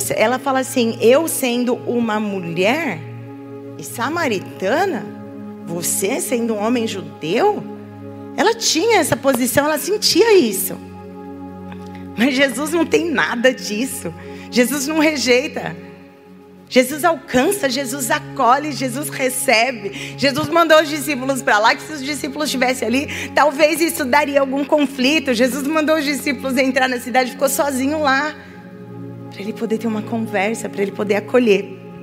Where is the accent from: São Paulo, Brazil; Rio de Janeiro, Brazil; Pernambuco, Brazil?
São Paulo, Brazil; now in Indaiatuba, Brazil; Nós somos de São Paulo e nós somos missionários em Indaiatuba.